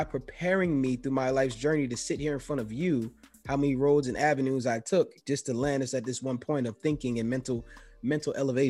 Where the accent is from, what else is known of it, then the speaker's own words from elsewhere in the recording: New York City, New York, United States; I grew up in the Bronx.